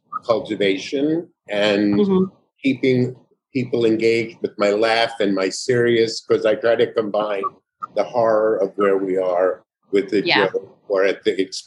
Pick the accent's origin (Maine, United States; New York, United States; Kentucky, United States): New York, United States; now in California, United States; I'm in California. Yeah. I came from New York, as far as I go.